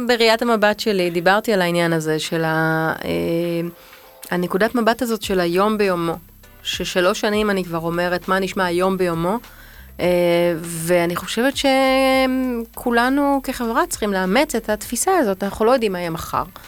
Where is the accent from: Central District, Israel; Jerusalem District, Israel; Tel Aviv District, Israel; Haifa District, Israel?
Tel Aviv District, Israel; Tel Aviv; אני בת 42, אני תל אביבית